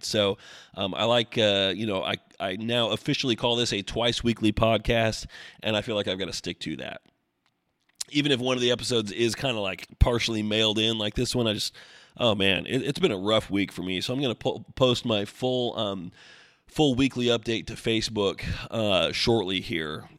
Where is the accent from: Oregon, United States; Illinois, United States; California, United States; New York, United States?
Oregon, United States; growing up in Oregon